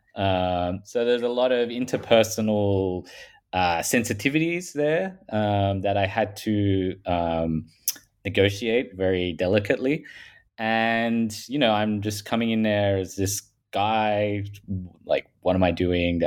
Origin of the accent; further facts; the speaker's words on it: Australia; accent: Paul Hogan style; I'm from Australia. If people haven't picked that up from my um, Paul Hogan style accent